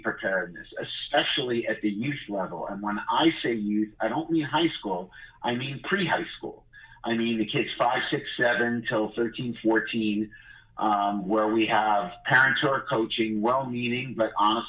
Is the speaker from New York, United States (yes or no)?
yes; New York City, New York, United States; I'm from Brooklyn